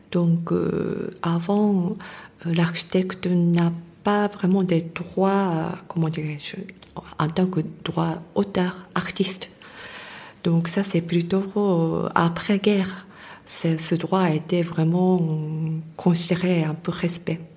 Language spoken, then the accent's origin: French; Tokyo, Japan; French is a second language; moved away; je suis née à Tokyo, mais dans le quartier très populaire